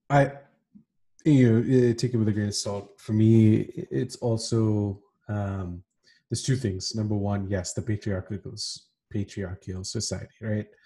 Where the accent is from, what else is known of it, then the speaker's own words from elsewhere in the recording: Kuwait; i can recall to you know incidents back home and when we were growing up in Kuwait, where you know there were cliques, right?